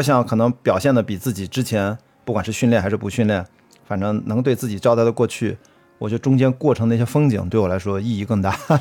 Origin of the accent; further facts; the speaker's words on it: Qingdao, Shandong, China; accent: Qingdao; now in Beijing, China; 像我们青岛话啊，青岛。